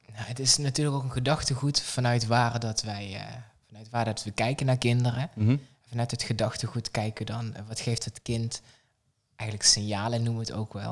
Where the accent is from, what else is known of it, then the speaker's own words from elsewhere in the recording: south of the Netherlands, Netherlands; in het zuiden waar ik vandaan kom